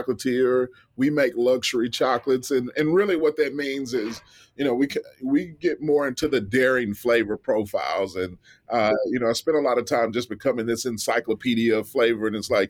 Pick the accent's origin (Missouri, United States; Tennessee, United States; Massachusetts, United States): Tennessee, United States; Memphis; Memphis, Tennessee